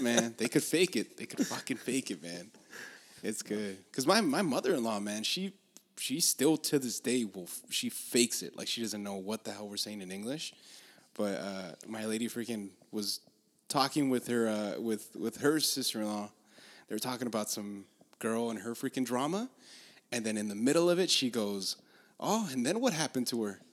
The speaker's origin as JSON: {"language": "English", "town": "Los Angeles", "region": "California", "country": "United States", "said": "I'm from Los Angeles"}